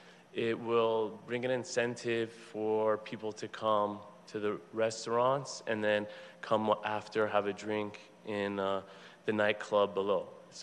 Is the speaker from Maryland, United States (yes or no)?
no; Los Angeles, California, United States; For 30 years, my father ran the Olympic Collection Banquet and Conference Center on the corner of Olympic and Sawtelle, and I grew up in that kitchen